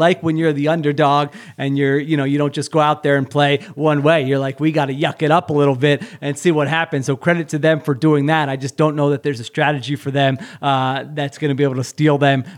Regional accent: Philadelphia suburbs, Pennsylvania, United States; born or raised there

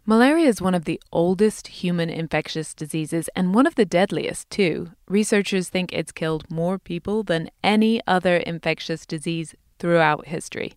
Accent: United Kingdom; moved away

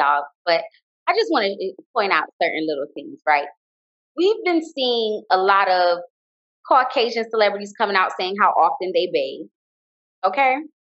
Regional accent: Jamaica; And I say this because I'm Jamaican, you know, we're colonized by the British

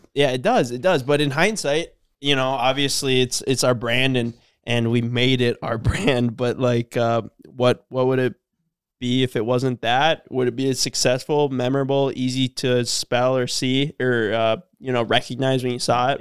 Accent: Cormorant, Minnesota, United States; we're from Cormorant

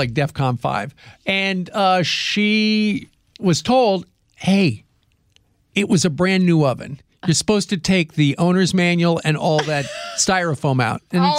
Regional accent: Kansas, United States; See, I grew up in Kansas where let me put it this way.

